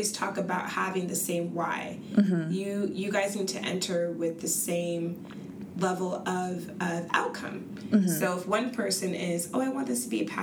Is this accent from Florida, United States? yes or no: no; Arizona, United States; now in Seattle, United States; growing up in Arizona